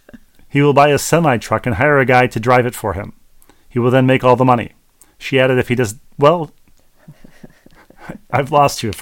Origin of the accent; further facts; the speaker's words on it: Minnesota, United States; When I grew up in Minnesota, both of them were heavyweight boxers from Minnesota who made the world stage.